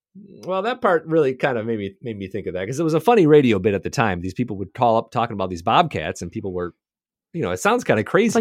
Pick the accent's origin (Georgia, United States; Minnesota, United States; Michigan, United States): Michigan, United States; Southwest; I grew up in Southwest Michigan, or I spent a lot of time there